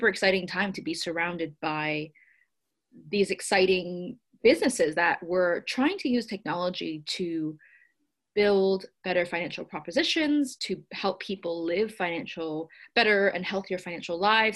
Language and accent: English; Silicon Valley, California, United States; I grew up in the Silicon Valley, which is where I am currently as we record this